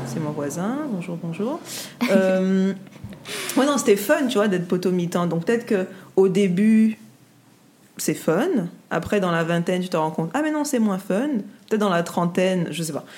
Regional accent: Guadeloupe; on est guadeloupéenne

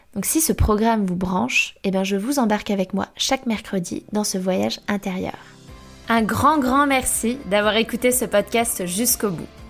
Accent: Angers, Pays de la Loire, France; Je viens d'Angers, dans l'Ouest

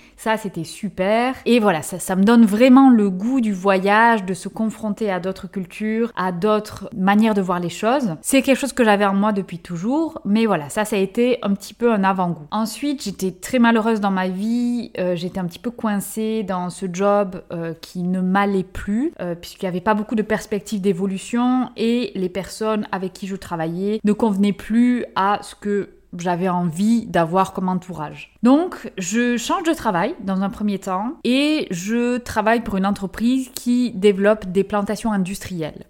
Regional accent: France; moved away as an adult; also born or lived in New Zealand / Belgium / Cameroon / Indonesia; je suis française, née en France, j'ai fait mes études en France

